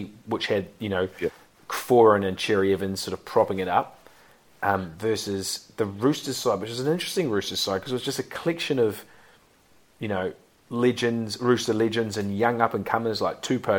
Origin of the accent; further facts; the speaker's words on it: New Zealand; I'm a Kiwi